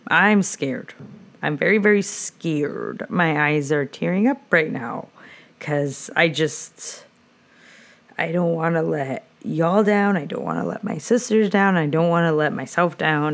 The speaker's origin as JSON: {"language": "English", "area": "Orange / Santa Ana", "region": "California", "country": "United States", "tie": "born or raised there", "also_born_or_lived": "Santa Ana, California", "said": "I was born in Orange, and was raised the first five years in Santana and was near Flower Street."}